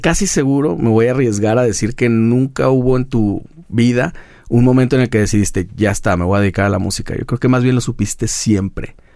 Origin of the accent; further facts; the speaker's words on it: Guadalajara, Jalisco, Mexico; todavía conservamos eso en Guadalajara, como de pueblo grande